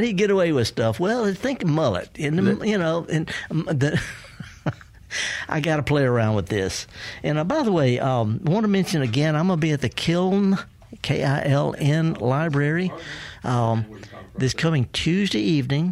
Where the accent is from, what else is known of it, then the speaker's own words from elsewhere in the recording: the Delta, Mississippi, United States; I was raised up in the Delta by a horticulturist great grandmother